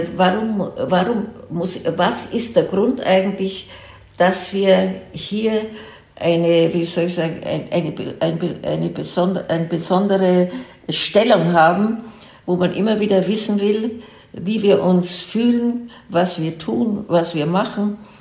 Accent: Germany; also born or lived in Franconia / Munich; dass das meine Heimat ist und dass meine Familie schon drei, vier Generationen zurückverfolgt werden kann im fränkischen Bereich

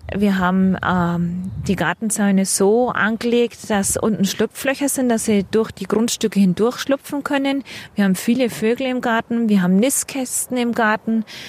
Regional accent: Franconia, Bavaria, Germany; now in Munich, Germany; Bei uns in Frank, wo ich herkomme, mit dem, unserem sandigen Boden gab's keinen Giersch. Und wie ich hierher nach München komme

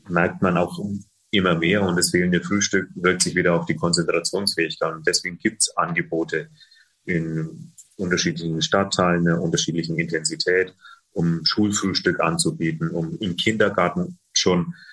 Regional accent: Bayreuth, Bavaria, Germany; Es äh, gibt auch in meiner Heimatstadt Bayreuth gab es ein äh, Projekt von der Tafel

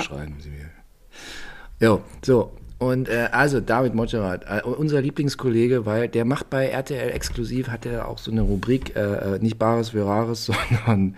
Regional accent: East Germany, Germany; Bei uns in der DDR auf dem Dorf

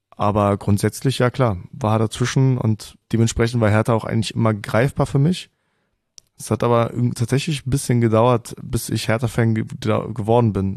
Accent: Kolding, Southern Denmark, Denmark; first language Danish and German (bilingual); ich bin geboren in Colling, das ist äh, eine Stunde nördlich von, von Flensburg.

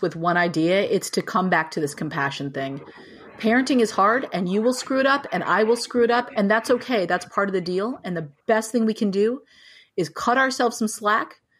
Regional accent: United States; moved away as an adult; also born or lived in New Mexico / California; now in Boston, United States; I grew up in New Mexico and in California

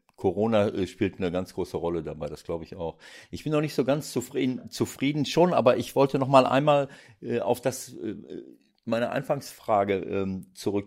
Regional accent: Germany; bei uns in Deutschland

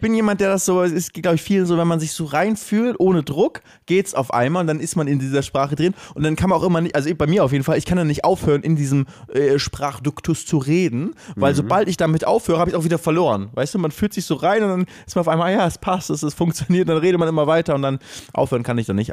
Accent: Cologne, North Rhine-Westphalia, Germany; wir sind Kölner

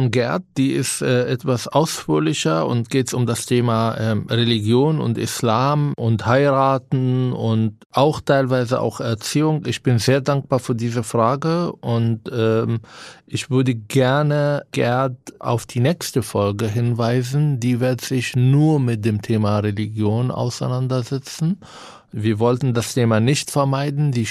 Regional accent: Palestine; now in Germany; Sag ja, ich bin äh, seit 16 Jahren hier, aber bin Palästinenser.

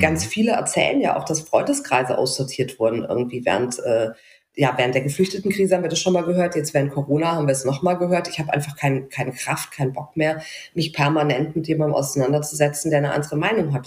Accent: near Mainz, Rhineland-Palatinate, Germany; ich bin ja westdeutsch sozialisiert in der mhm. Nähe von Mainz aufgewachsen

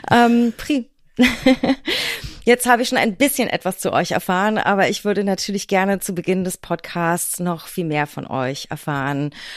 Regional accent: Berlin, Germany; meiner Heimatstadt und unserer schönen Hauptstadt Berlin

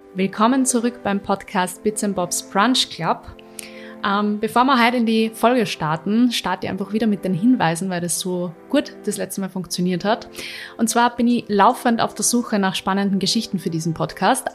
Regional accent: Linz, Upper Austria, Austria; Linz ist für mich die schönste Stadt, das meine ich natürlich, weil ich da meine Heimat habe

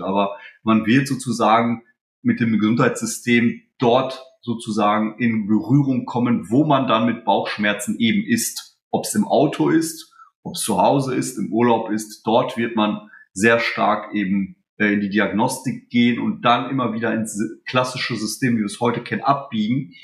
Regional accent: Germany; also born or lived in Poland; Ich bin in Polen geboren, bin mit drei Jahren nach Deutschland gekommen

